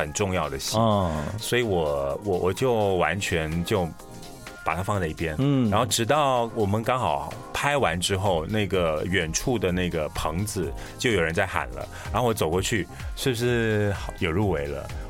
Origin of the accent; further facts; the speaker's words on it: Malaysia; 我又是来自马来西亚